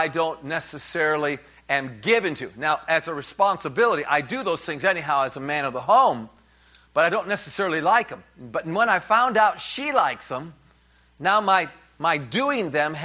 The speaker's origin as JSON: {"language": "English", "region": "New York", "country": "United States", "said": "as a New Yorker"}